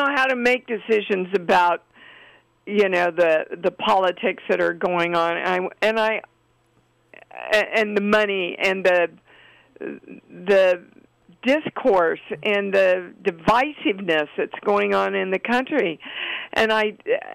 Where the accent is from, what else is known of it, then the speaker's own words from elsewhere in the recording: Kansas City, United States; my upbringing and being raised in Kansas City